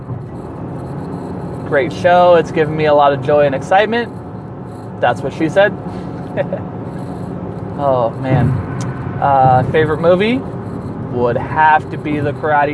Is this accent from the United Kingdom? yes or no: no; Chico, California, United States; moved away; I hail from Chico, California. I don't currently reside there